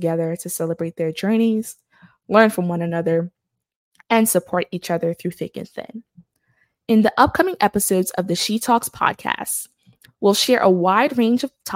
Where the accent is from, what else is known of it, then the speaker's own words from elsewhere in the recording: New York City, New York, United States; moved away as an adult; now in Birmingham, United States; Born and raised in Brooklyn, New York, to parents who migrated from Haiti in the 1980s and the 1990s, I am a first-generation American